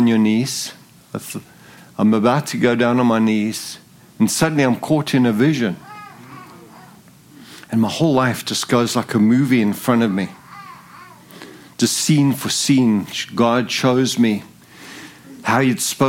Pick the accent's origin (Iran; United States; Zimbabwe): Zimbabwe; moved away; also born or lived in South Africa; I'm English. And I was born in Zimbabwe. I didn't grow up in South Africa. I was born in a British colony